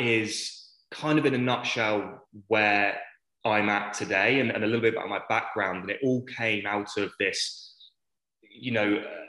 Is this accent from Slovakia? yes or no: no; England, United Kingdom; accent: British; moved away as an adult; now in Australia; I grew up in a small town in England